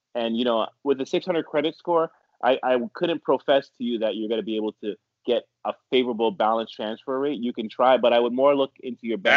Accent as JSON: {"language": "English", "town": "Ottawa", "region": "Ontario", "country": "Canada", "moved": "as an adult", "lives_now": "New York, United States", "said": "I've been living in New York since the late 90s, but yes, I'm from Ottawa, Ontario, Canada."}